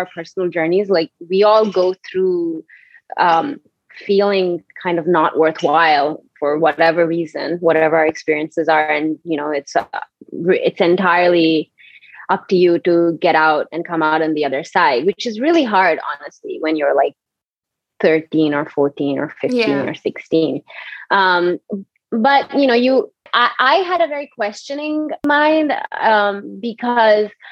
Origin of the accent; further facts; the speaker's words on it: Bangalore, Karnataka, India; moved away as an adult; also born or lived in Cochin / Pune; I grew up in Bangalore, and between Bangalore and Cochin